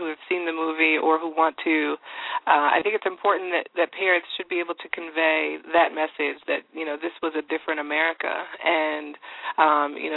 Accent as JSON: {"language": "English", "town": "Indianapolis", "region": "Indiana", "country": "United States", "said": "I'm from Indianapolis, Indiana"}